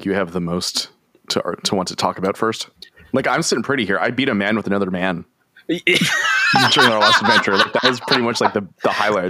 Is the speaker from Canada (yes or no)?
yes; Canada; like I'm the lone Canadian here, but I'm the biggest patriot, right?